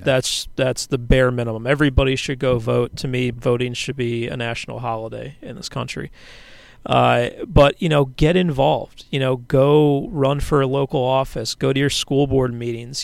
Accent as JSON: {"language": "English", "town": "Philadelphia", "region": "Pennsylvania", "country": "United States", "tie": "born or raised there", "said": "my parents were both very active uh, in local politics where I grew up in Philadelphia"}